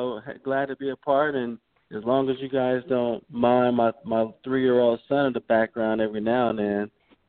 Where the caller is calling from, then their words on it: Charlotte, North Carolina, United States; I'm calling from Charlotte, North Carolina.